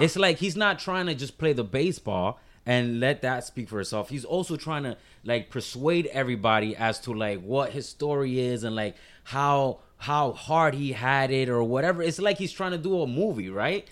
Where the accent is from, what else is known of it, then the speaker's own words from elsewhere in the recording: Miami, Florida, United States; I'm from Miami-Dade County, but born and raised